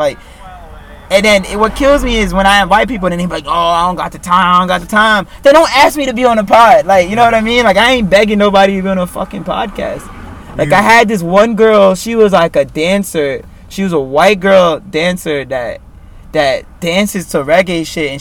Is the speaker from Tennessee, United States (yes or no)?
no; New York City, New York, United States; I was born in Williamsburg